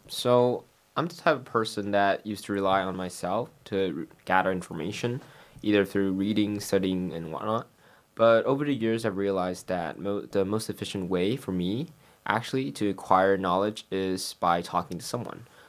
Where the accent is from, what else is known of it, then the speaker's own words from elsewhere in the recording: Taiwan; moved away as an adult; now in London, United Kingdom; I'm from Taiwan